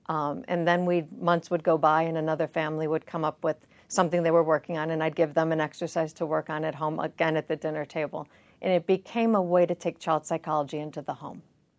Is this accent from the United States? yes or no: yes; Chicago, Illinois, United States; Chicago, Illinois.